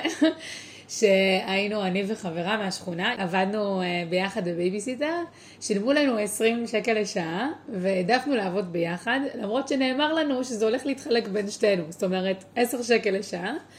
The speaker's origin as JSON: {"language": "Hebrew", "town": "Tel Aviv", "region": "Tel Aviv District", "country": "Israel", "tie": "born or raised there", "also_born_or_lived": "Beersheba / San Diego", "said": "נולדתי בורן אנד רייז בתל אביב"}